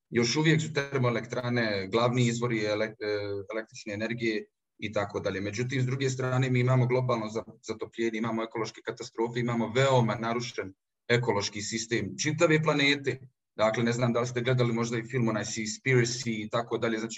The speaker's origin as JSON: {"language": "Croatian", "town": "Zenica", "region": "Federation of Bosnia and Herzegovina", "country": "Bosnia & Herzegovina", "tie": "born or raised there", "said": "pošto sam rođen u Zenici, i odrastao željezara"}